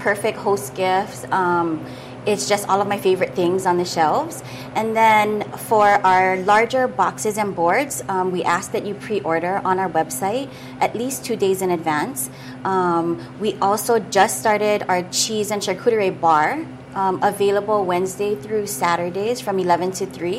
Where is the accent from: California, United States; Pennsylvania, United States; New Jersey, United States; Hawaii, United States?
Hawaii, United States; Nanakuli; I grew up in Nanakuli